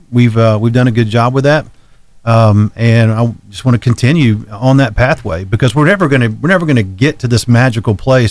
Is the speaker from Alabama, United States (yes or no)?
yes; Florence, Alabama, United States; moved away as an adult; now in Arab, United States; I'm from Florence, Alabama.